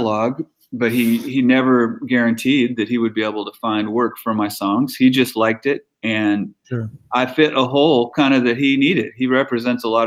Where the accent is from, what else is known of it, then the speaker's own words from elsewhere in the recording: Midwest, United States; also born or lived in Nashville; now in Los Angeles, United States; I'm from the Midwest